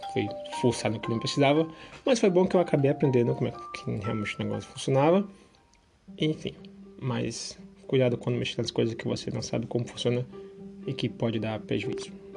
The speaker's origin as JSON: {"language": "Portuguese", "country": "Brazil", "tie": "born or raised there", "moved": "as an adult", "said": "nasci no Brasil."}